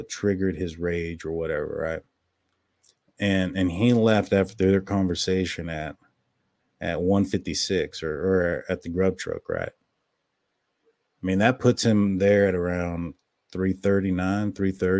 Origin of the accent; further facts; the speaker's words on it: Texas, United States; I'm from Texas. We got our words are pronounced a lot differently out here